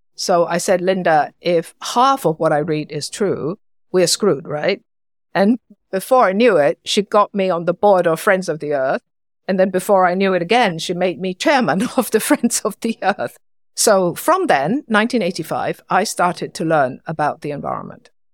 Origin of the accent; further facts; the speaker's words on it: Hong Kong; I was born in Hong Kong.